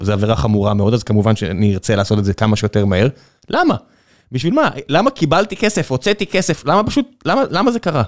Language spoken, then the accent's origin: Hebrew; Beersheba, Southern District, Israel; אני באר שבעי